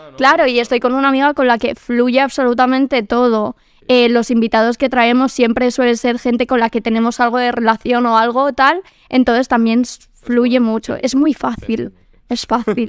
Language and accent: Spanish; Quintana, Community of Madrid, Spain; Soy de Quintana, de barrio, de tal.